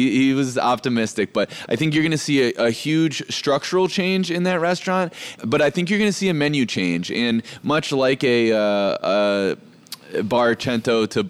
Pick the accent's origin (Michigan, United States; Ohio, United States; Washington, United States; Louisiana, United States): Ohio, United States; Mentor; moved away; I grew up, I grew up in Mentor